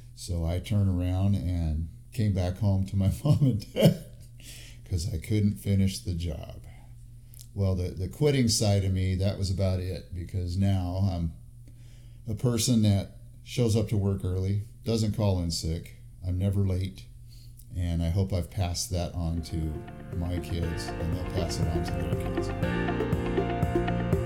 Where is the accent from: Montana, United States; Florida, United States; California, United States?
California, United States; El Centro; now in Fresno, United States; I was born in Southern California, a little town called El Centro, which is southeast of San Diego